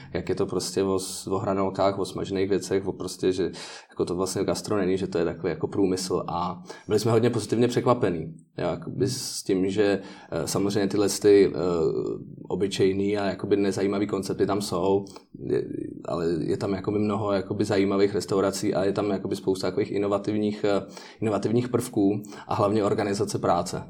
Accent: Prague, Czechia; also born or lived in United States; já jsem z Prahy

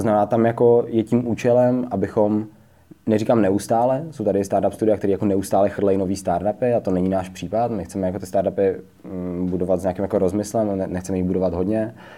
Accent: Třinec, Moravian-Silesian Region, Czechia; now in Prague, Czech Republic; vývářský tým jsme založili spolu s mým společníkem Davidem Hotařem v Třinci, odkud oba dva vlastně pocházíme

